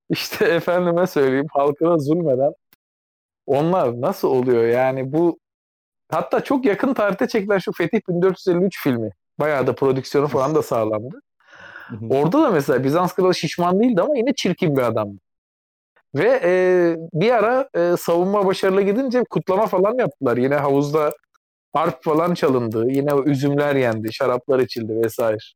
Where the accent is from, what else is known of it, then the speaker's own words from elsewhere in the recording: Turkey; tabii ki e, bir Türk olarak önce onun altını çizeyim. Yani Osmanlı'nın devamı olan bir ülkenin vatandaşıyım